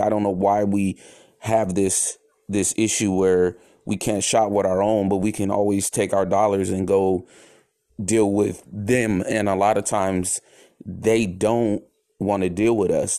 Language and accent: English; San Francisco, California, United States; also born or lived in Oakland; I grew up in the Bay Area